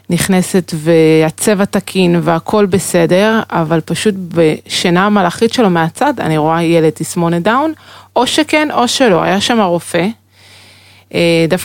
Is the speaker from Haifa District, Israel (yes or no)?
yes; Haifa, Haifa District, Israel; born or raised there